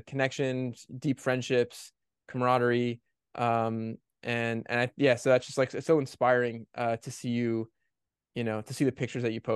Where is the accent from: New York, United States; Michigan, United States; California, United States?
New York, United States; New York area, United States; we were raised in the Orthodox Jewish world in the New York area